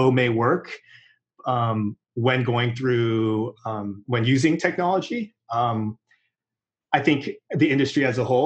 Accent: Irvine, California, United States; also born or lived in Fountain Valley, California / Los Angeles, California; I was born in like Fountain Valley, but I was raised in Irvine for my whole life before I went to college

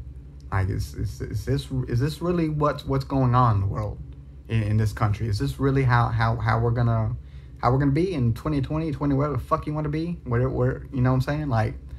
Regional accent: the South, United States; Like, I was raised in the South. I see it all over me.

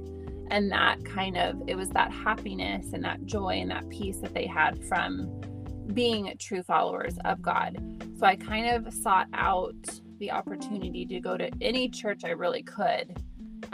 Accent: Idaho, United States; I grew up in Idaho

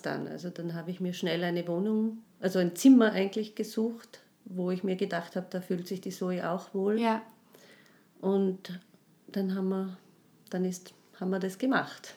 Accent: Tyrol, Austria; moved away; ich komme aus Tirol

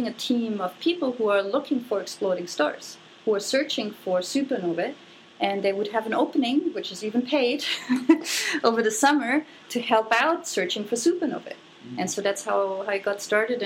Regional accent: Germany; moved away; I grew up in Germany

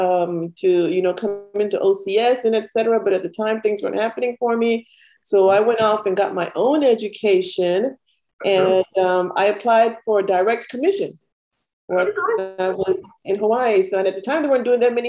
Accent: Panama; moved away; I had dual citizenship because I was born in Panama. My family's Panamanian

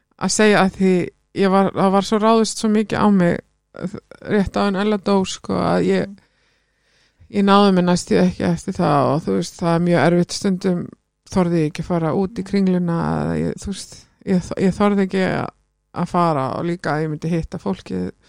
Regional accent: Iceland; also born or lived in London, United Kingdom; við sem Íslendingar

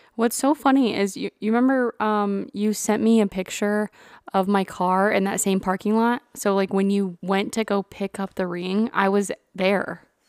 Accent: Burnet, Texas, United States; moved away as an adult; now in Georgia, United States; I grew up in Central Texas.

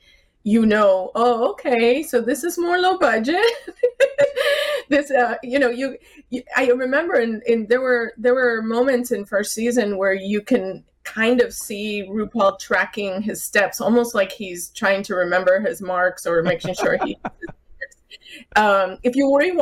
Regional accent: South Florida, United States; moved away; I grew up in South Florida, and I used to go to the tea parties in South Beach before I moved away

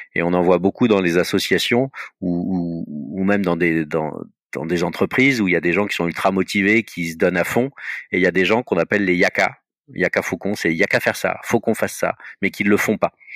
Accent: Paris, Île-de-France, France; je suis un Parisien, j'ai toujours vécu à Paris

